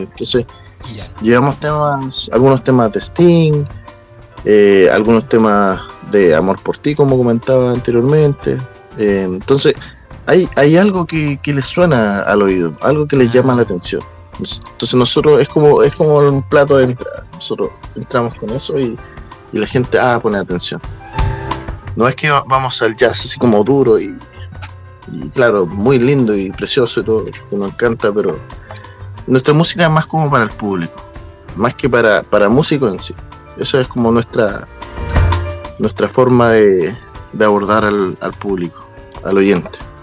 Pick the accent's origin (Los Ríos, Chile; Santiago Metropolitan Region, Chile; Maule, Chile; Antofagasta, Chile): Maule, Chile; nuestro corazón chileno, eh, con influencia, ¿cierto? de los otros continentes, pero queremos mostrar nuestro, nuestra música en sí, maulina y chilena